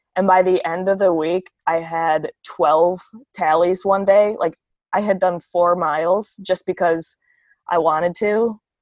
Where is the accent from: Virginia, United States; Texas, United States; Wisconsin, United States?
Wisconsin, United States; La Crosse; accent: Wisconsin accent; moved away as an adult; now in Minneapolis, United States; I actually grew up in Wisconsin. I'm from La Crosse, Wisconsin.